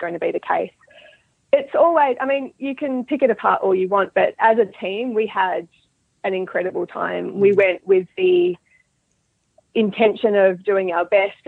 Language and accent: English; Australia; moved away as an adult; now in Dunedin, New Zealand; I'm originally from Australia. So I'm an Australian living in New Zealand. And I grew up breeding and riding horses in Australia.